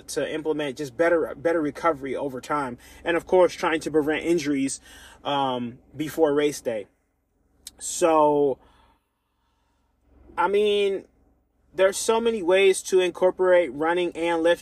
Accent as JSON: {"language": "English", "country": "United States", "said": "I'm African American"}